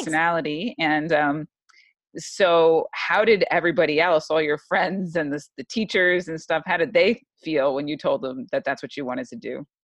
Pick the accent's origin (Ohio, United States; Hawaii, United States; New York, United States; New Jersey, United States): New York, United States; I'm from New York